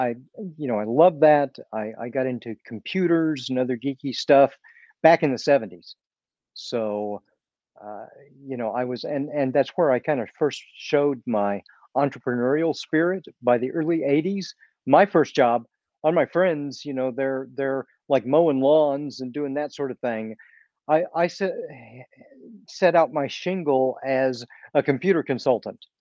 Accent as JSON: {"language": "English", "town": "Kansas City", "region": "Missouri", "country": "United States", "tie": "born or raised there", "also_born_or_lived": "England", "said": "I was born in the Kansas City area, and I lived here most of my life."}